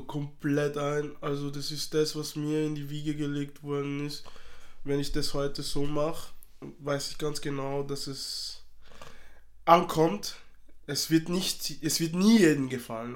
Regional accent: Austria; also born or lived in Democratic Republic of the Congo; ich lebe in Österreich, ich bin in Österreich aufgewachsen, also ich bin Österreicher, gleichzeitig bin ich Kongolese

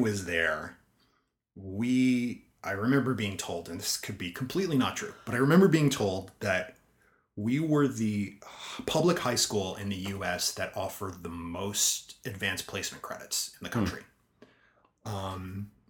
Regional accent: Spring Valley, New York, United States; moved away; I grew up in Spring Valley, New Hempstead.

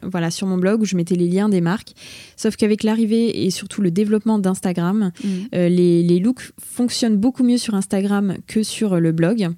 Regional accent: Bourges, Centre-Val de Loire, France; moved away as an adult; also born or lived in Tours / Paris; Je suis originaire de Bourges

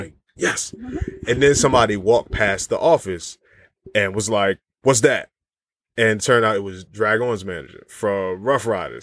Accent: Virginia, United States; I'm from Virginia

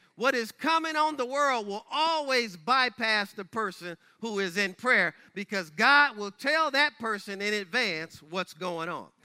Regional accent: Michigan, United States; my home state of Michigan

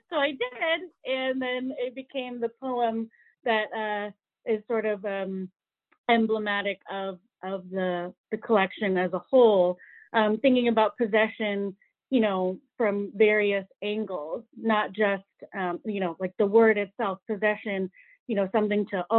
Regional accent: United States; I'm Filipino American

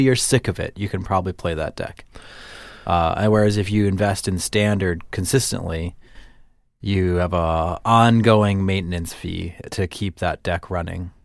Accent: Midwest, United States; accent: Midwestern; I don't often think of myself as having a Midwestern accent

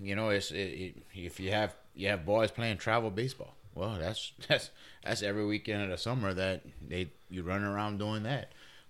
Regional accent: Louisiana, United States; as a Cajun and the way we grew up over here

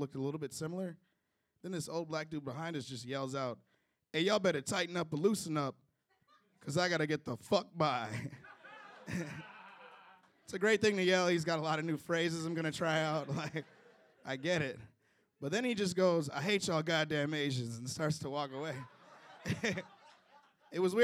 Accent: Chicago, Illinois, United States; moved away; I'm originally from Chicago, Illinois

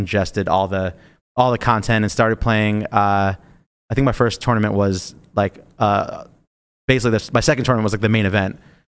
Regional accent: New York, United States; also born or lived in Philadelphia; I went to college in Philly. I give off Pennsylvania vibes, which is terrible, but I am actually from New York.

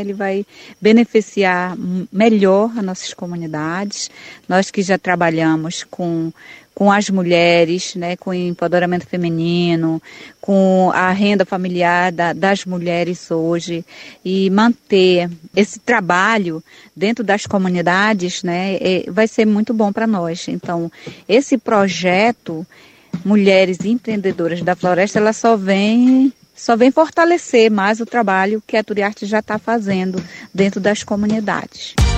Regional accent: Atodi community, Arapiuns River, Pará, Brazil; sou lá da comunidade do Atodi, no Rio Arapiuns

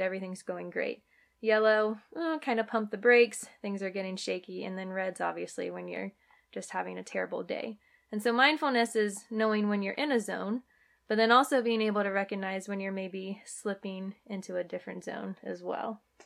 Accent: Virginia, United States; moved away as an adult; also born or lived in Arizona / San Diego; I am born and raised in Virginia, but played softball at the University of Arizona

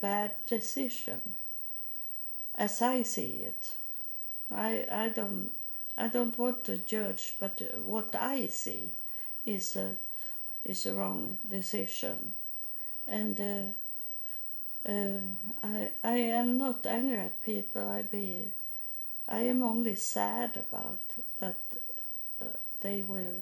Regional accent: Sweden; I come from Sweden, and I come the whole way to India

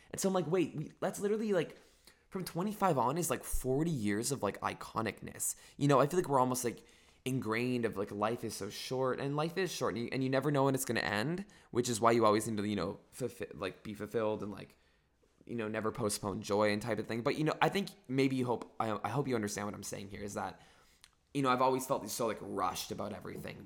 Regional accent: Northern California, United States; I'm from Northern California

